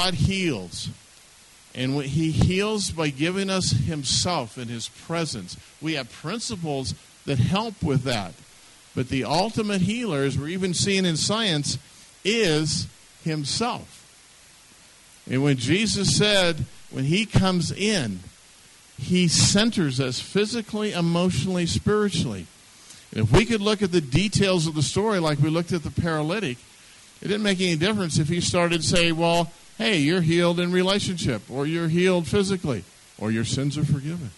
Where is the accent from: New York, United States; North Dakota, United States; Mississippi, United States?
North Dakota, United States; I'm German-Russian, and we grew up in North Dakota